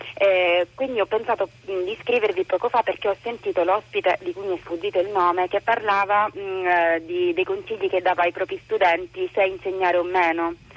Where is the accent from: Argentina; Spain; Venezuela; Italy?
Italy; Catania, Sicily; now in Rome, Italy; Sono di Catania, vivo a Roma